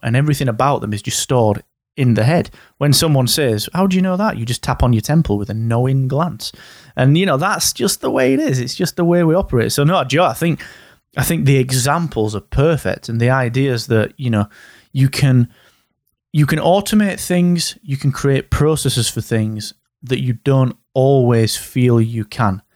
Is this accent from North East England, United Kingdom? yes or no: no; Yorkshire and the Humber, United Kingdom; I am from Yorkshire